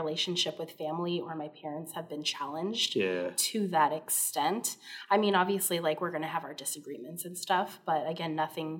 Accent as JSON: {"language": "English", "region": "Hawaii", "country": "United States", "tie": "born or raised there", "moved": "yes", "said": "growing up in Hawaii, and like when I came to the mainland"}